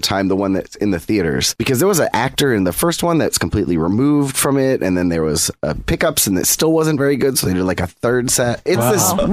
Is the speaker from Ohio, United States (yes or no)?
no; Michigan, United States; I grew up in Michigan.